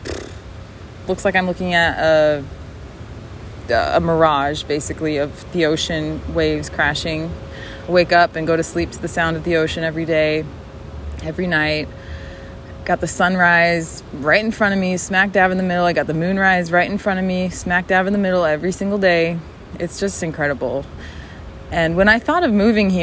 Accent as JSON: {"language": "English", "town": "Westfield", "region": "Massachusetts", "country": "United States", "tie": "born or raised there", "also_born_or_lived": "Chicago, Illinois", "moved": "yes", "lives_now": "South Florida, United States", "said": "I was born outside of Chicago, and I was raised in Western Massachusetts, in a little town called Westfield."}